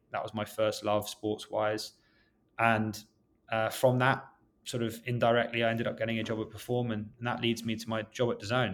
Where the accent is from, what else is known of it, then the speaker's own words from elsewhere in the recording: London, United Kingdom; moved away as an adult; now in New York City, United States; I grew up in West London